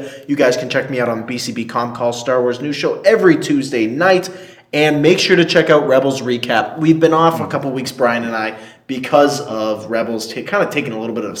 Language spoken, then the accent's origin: English; Connecticut, United States; moved away; Connecticut, my home state.